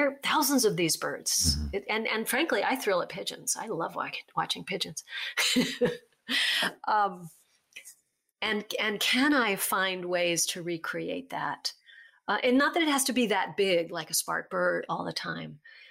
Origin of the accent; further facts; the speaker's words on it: Virginia, United States; the reservoir where I grew up in Virginia